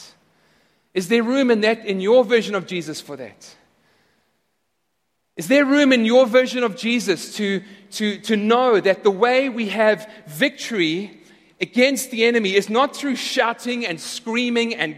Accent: South Africa; now in United States; I'm no longer a citizen of South Africa

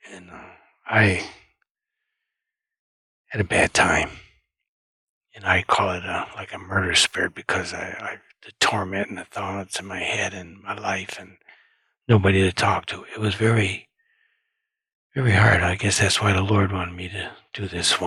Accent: Michigan, United States; I was from Michigan too

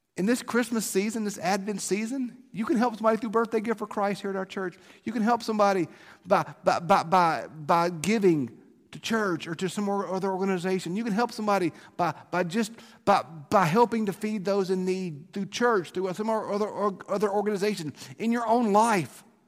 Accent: South Mississippi, United States; Growing up in South Mississippi

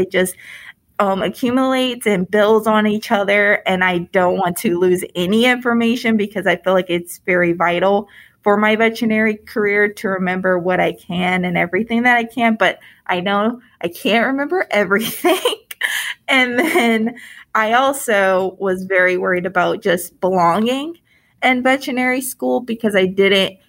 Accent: Detroit, Michigan, United States; moved away as an adult; now in Indiana, United States; I grew up in Michigan in the Detroit area

